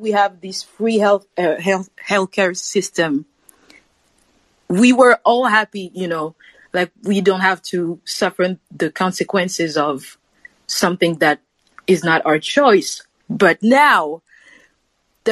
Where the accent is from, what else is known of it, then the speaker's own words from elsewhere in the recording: Paris, Île-de-France, France; Paris, France, another Frenchie here